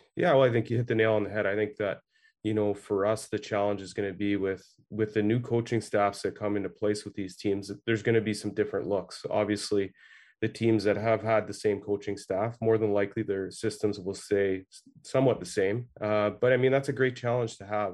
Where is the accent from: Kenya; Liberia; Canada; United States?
Canada; Ottawa, Ontario; I grew up in Ottawa here